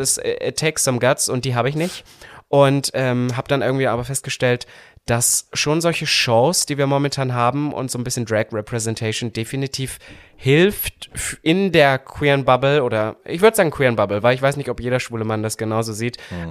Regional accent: Saxony-Anhalt, Germany; moved away; da, wo ich herkomme aus Sachsen-Anhalt, da hat sich halt, muss ich so sagen, bis heute halt nicht viel verändert. Das heißt, ich habe eigentlich ähm, mein Upbringing war eigentlich sehr bescheiden.

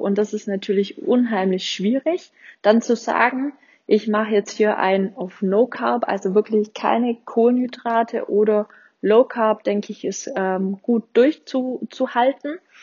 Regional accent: Swabia, Germany; accent: Swabian; ich komme ja aus dem Schwabeländle

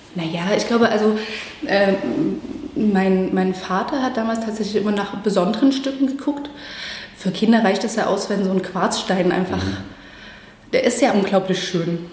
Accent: Chemnitz, Saxony, Germany; also born or lived in Halsbrücke; wir sind ja dann in Chemnitz aufgewachsen.

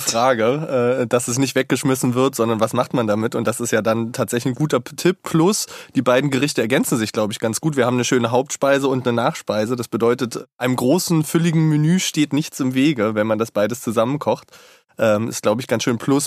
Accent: Saxony-Anhalt, Germany; Ich bin in Sachsen-Anhalt tatsächlich aufgewachsen

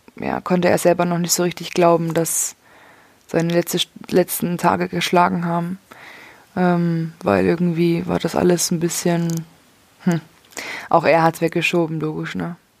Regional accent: Leipzig, Saxony, Germany; now in Würzburg, Germany; von Würzburg, wo ich jetzt aktuell wohne, nach Leipzig, wo ich aufgewachsen bin

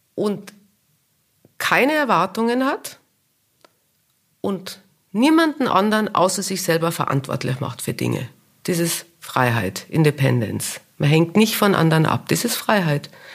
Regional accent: Kitzbühel, Tyrol, Austria; accent: Tyrolean dialect; moved away as an adult; also born or lived in Vienna / New York / Munich; ich komme ja aus Kitzbühel und das ist alles so eng

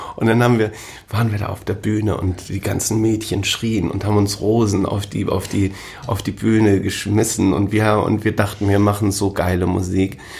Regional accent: Großhansdorf, Schleswig-Holstein, Germany; also born or lived in Hamburg / Siek; ich bin dann gleich vom Marienkrankenhaus raus äh, nach Sieg, das, äh, den, das ist ein umliegendes Dorf hier

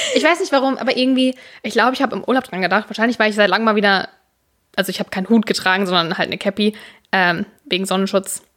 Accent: Münster, North Rhine-Westphalia, Germany; wir hier als Münsteraner

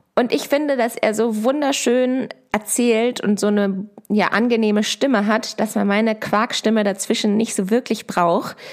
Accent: Hanover, Lower Saxony, Germany; moved away as an adult; also born or lived in Göttingen / Berlin; ich komme aus Hannover und bin auf einem Ackerbaubetrieb aufgewachsen in einem 300-Seelen-Dörfchen.

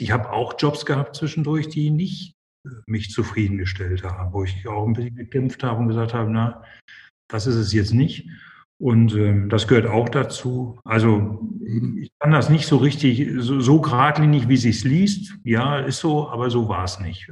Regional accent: Essen, North Rhine-Westphalia, Germany; mich ist Ruhrgebiet meine Heimat und bin in Essen geboren und groß geworden

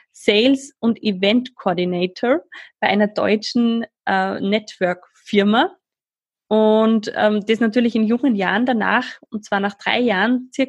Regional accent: Switzerland; now in Schwarz, Austria; Ja, ich bin Schweizerin, wie ihr wahrscheinlich schon beim

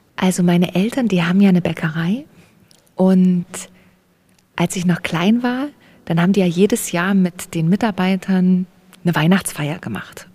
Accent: Erzgebirge, Saxony, Germany; moved away; in meiner Heimat, wo ich eben aufgewachsen bin

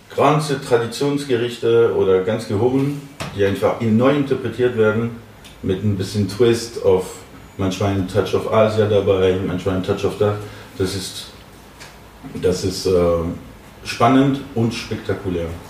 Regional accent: Paris, Île-de-France, France; German is a second language; moved away as an adult; now in Berlin, Germany; Ich komme ursprünglich aus Paris, ein absoluter Pariser

